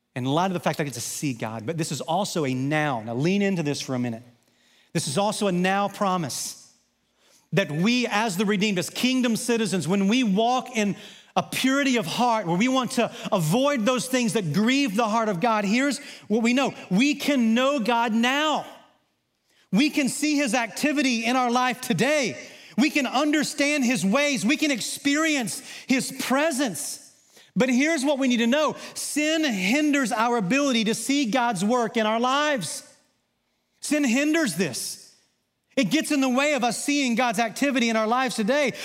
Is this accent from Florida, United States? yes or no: no; Southwest Arkansas, United States; growing up in Southwest Arkansas